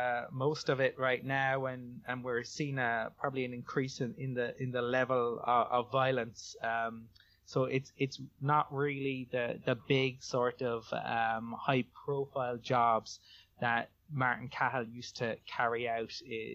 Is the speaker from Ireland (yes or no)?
yes; Cork, Munster, Ireland; And you can find me on Twitter. I'm